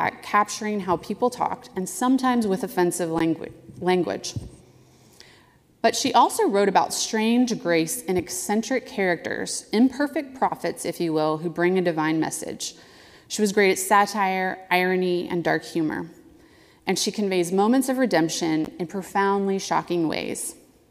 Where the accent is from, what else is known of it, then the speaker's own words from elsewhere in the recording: the South, United States; I grew up in the South as a Southern Baptist